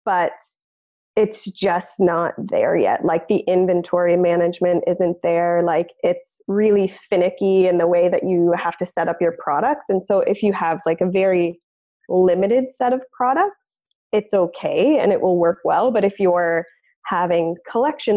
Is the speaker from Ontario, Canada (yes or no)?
yes; Ontario, Canada; moved away as an adult; also born or lived in West Coast, Canada; I'm originally from Ontario, Canada, and I've moved out to the West Coast